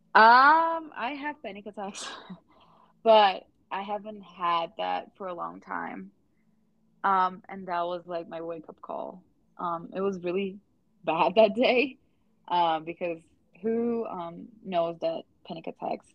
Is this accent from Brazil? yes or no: yes; Brazil; English is a second language; now in United States; we live in a, in the United States and we're from Brazil